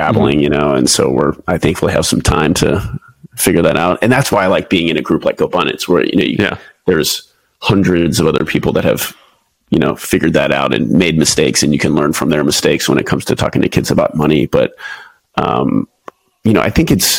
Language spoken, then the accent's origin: English; Houston, Texas, United States; moved away as an adult; also born or lived in Pensacola, Florida / Japan; now in San Diego, United States; I'm originally from Houston, Texas.